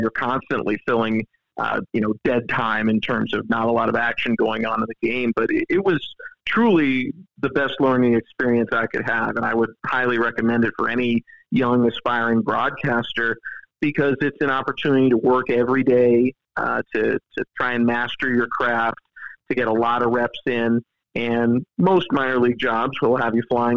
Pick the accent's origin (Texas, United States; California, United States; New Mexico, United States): California, United States; San Jose; now in Charlotte, United States; I grew up in San Jose, California